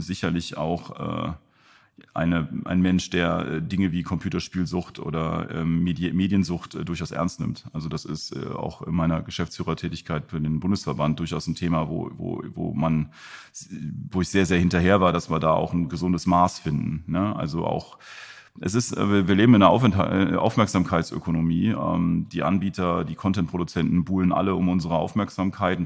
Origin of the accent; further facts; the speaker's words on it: Germany; also born or lived in Mönchengladbach; als Deutsche